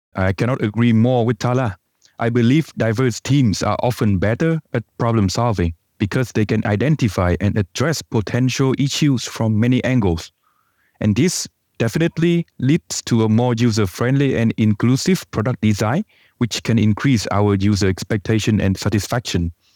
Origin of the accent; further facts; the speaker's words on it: Vietnam; moved away; I come from Vietnam